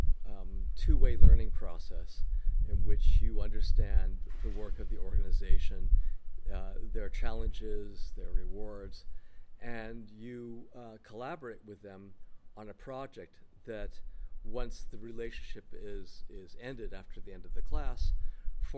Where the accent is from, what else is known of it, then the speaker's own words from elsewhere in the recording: California, United States; also born or lived in upstate New York; I was born in upstate New York, but I was raised in California.